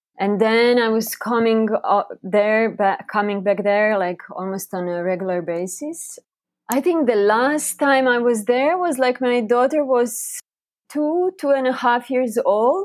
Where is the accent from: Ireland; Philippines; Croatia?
Croatia; also born or lived in Bali; now in Costa Rica; I'm originally from Croatia